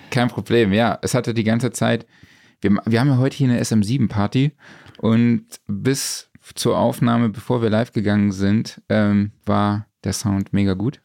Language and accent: German; Saarland, Germany